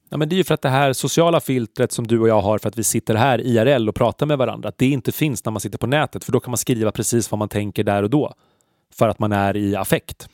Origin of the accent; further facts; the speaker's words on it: Stockholm, Stockholm County, Sweden; Jag är uppvuxen på Söder